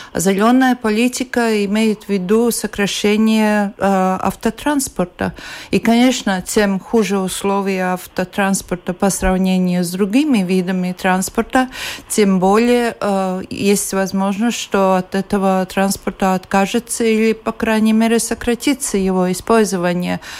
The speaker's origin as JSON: {"language": "Russian", "country": "Latvia"}